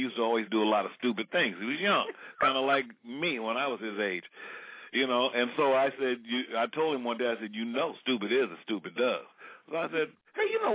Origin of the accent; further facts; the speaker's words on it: San Francisco Bay Area, California, United States; growing up in the San Francisco Bay Area